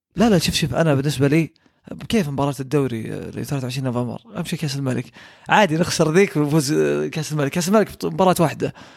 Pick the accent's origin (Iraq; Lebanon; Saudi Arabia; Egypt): Saudi Arabia; عندنا في السعوديه